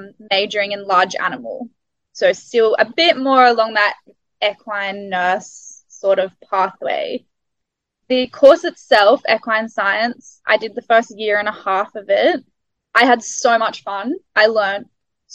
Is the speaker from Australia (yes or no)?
yes; Australia; first language English; moved away as an adult; now in New Zealand; the English style that I'd grown up with in Australia